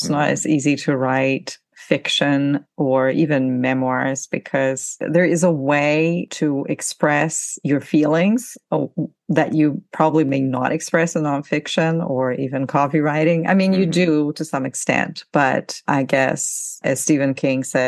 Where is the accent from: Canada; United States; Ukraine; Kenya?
Ukraine; English is a second language; moved away; I'm from Ukraine originally